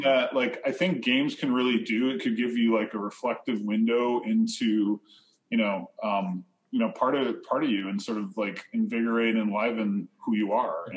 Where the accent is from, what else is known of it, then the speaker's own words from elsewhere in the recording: Sheridan, New York, United States; I grew up in New York State